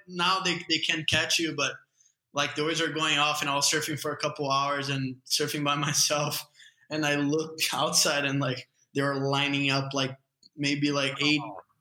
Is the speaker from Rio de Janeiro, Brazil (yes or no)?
no; Guarujá, São Paulo, Brazil; also born or lived in California; I'm from Guarujá. It's a couple hour drive from the airport in São Paulo